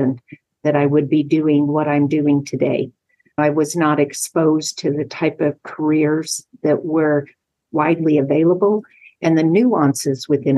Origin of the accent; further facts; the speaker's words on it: Utah, United States; moved away as an adult; also born or lived in Los Angeles, California; I grew up in Utah